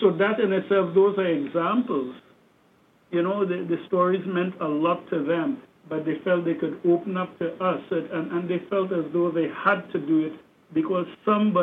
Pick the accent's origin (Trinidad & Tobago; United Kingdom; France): Trinidad & Tobago; moved away; growing up in Trinidad